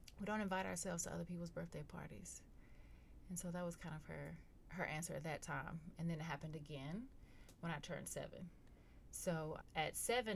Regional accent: Goldston, North Carolina, United States; also born or lived in Durham, North Carolina; I'm from a small rural town called Golston, North Carolina

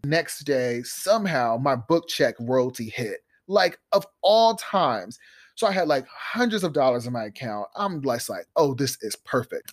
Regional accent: Columbus, Ohio, United States; I grew up in Columbus, Ohio with little resources and big dreams

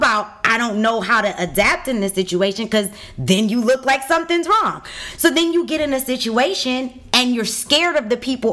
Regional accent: Detroit, Michigan, United States; I grew up on 7 Mile in Greenfield in the west side of Detroit

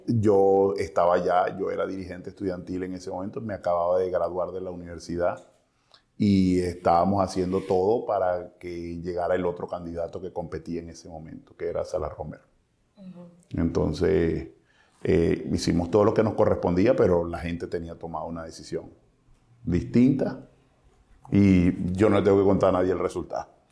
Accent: Cabimas, Zulia, Venezuela; yo no soy de Maracaibo, yo soy de Cabima

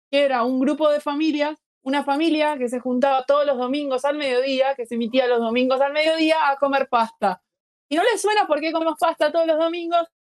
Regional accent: Uruguay; No, acá en Uruguay

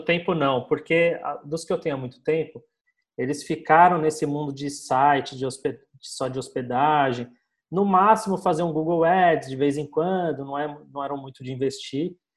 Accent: São Paulo, Brazil; sou aqui de São Paulo, tenho uma agência aqui na Vila Madalena

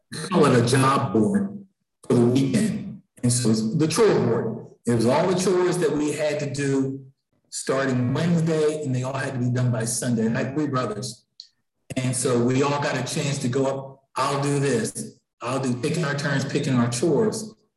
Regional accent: Philadelphia, Pennsylvania, United States; I grew up in Philadelphia, and the library system here, there's branches all over the city

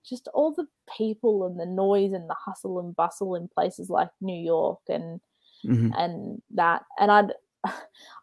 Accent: Australia; for me as an Australian

